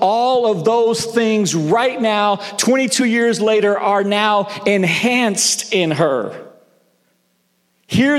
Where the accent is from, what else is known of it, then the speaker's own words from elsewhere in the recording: the South, United States; also born or lived in Northeast United States; now in Northeast, United States; I grew up in the South